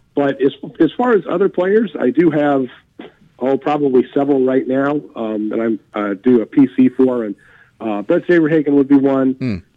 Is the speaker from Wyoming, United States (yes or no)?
yes; Wyoming, United States; I'm originally from Wyoming, so when I was a little kid, um, grew up a Denver Broncos fan